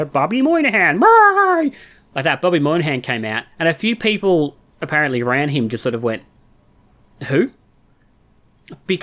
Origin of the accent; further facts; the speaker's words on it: Australia; as an Australian